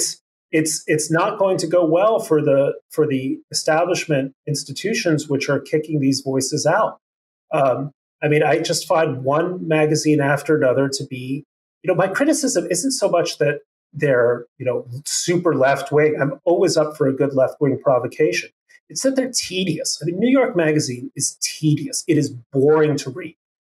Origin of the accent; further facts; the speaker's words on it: Mexico City, Mexico; moved away; also born or lived in Chicago; you're coming from Mexico City